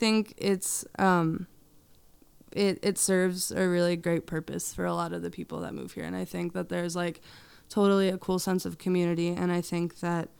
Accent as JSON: {"language": "English", "area": "Berks County", "region": "Pennsylvania", "country": "United States", "tie": "born or raised there", "said": "I grew up in Berks County"}